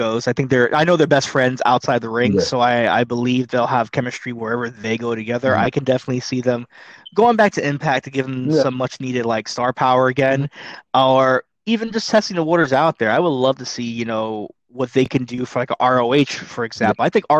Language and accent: English; New York, United States; No one got cut besides me because I'm from New York.